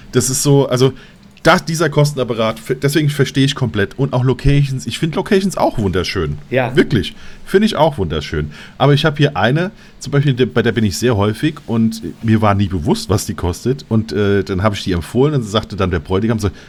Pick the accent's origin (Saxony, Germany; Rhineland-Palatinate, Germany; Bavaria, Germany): Rhineland-Palatinate, Germany; Mainz; bei uns in Mainz sagt man, das ganze Bagage